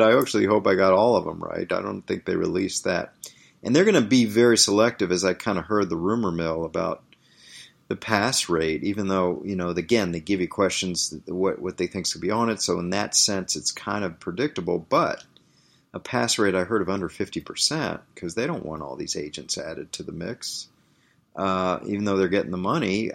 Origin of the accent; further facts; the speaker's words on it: Washington, District of Columbia, United States; moved away; Washington, D C, my hometown